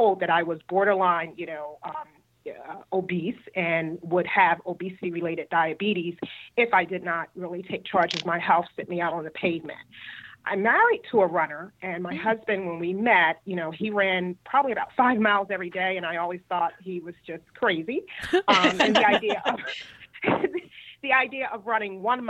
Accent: Philadelphia, Pennsylvania, United States; moved away as an adult; now in Cary, United States; I'm originally from Philadelphia, born and raised, and I relocated here about 10 years ago

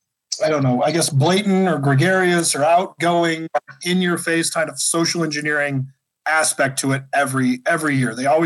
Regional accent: Washington, United States; my home state of Washington

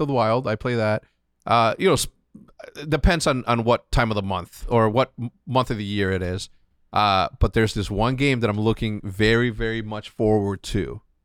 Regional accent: Chicago, Illinois, United States; growing up in Chicago

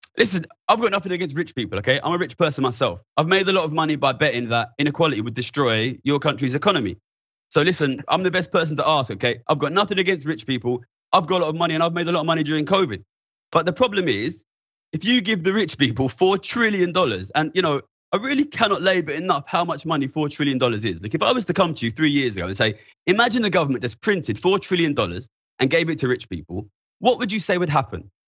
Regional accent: London, United Kingdom; I'm from East London, near the financial centre.

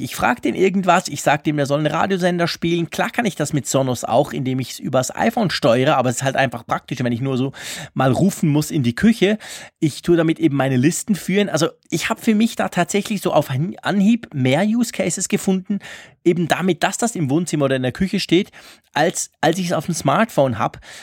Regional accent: Switzerland; accent: Swiss German; meinem komischen Schweizer Dialekt

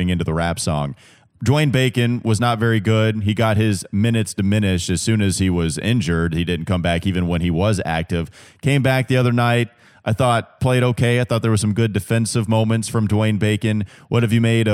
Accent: Catawba County, North Carolina, United States; I'm from Catawba County

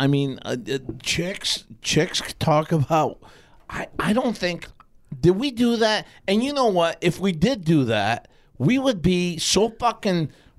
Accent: New York, United States; now in Granite City, United States; I'm from New York, and then I moved to Granite

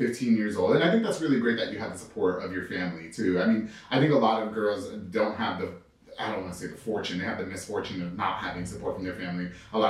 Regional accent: Long Island, New York, United States; now in Waco, United States; I'm from New York, so I really don't know.

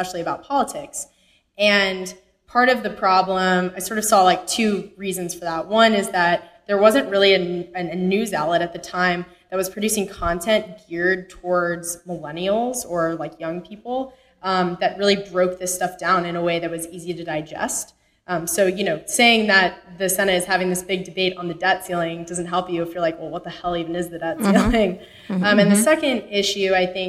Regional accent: Texas, United States; moved away as an adult; also born or lived in Connecticut; I actually grew up in Texas

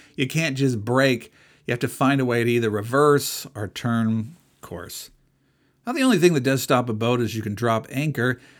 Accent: United States; I'm an American

